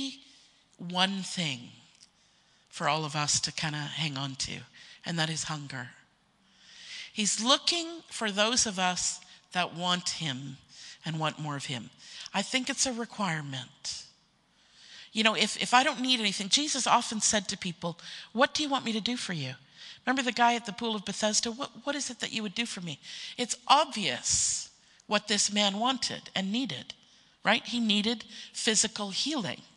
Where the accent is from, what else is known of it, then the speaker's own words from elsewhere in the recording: Canada; being a Canadian myself